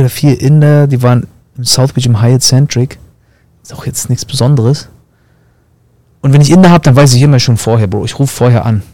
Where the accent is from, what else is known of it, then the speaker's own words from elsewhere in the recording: East Germany, Germany; moved away as an adult; now in Florida, United States; kommen wir selber aus dem Osten